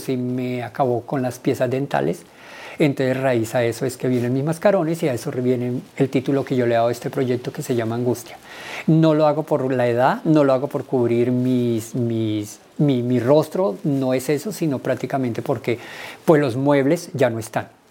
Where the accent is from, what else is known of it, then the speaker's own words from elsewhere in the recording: Villavicencio, Meta, Colombia; moved away as an adult; now in Bogotá, Colombia; Soy del Llano, de Villavicencio